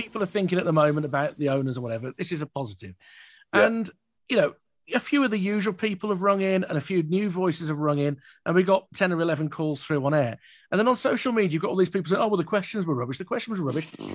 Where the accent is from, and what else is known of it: Birmingham, West Midlands, United Kingdom; born or raised there